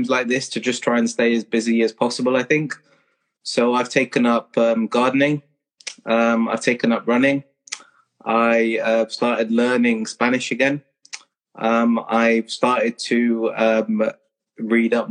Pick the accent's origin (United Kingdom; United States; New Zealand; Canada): United Kingdom; Kingston upon Thames, London; moved away as an adult; I was born in Kingston, southwest London. And went to school in Kingston, stayed there until I was 18